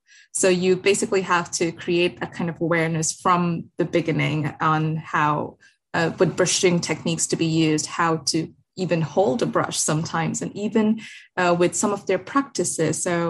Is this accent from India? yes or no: yes; India; also born or lived in Muscat / Dubai; I'm from India, born and raised in Muscat, Dubai.